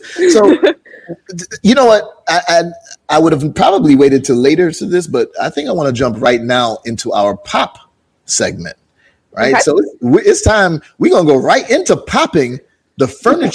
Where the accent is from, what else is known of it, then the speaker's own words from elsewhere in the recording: Jamaica; I'm from Jamaica